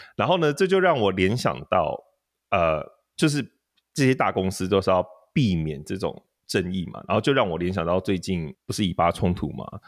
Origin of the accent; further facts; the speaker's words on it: Taiwan; 他可能是不知道我是台湾人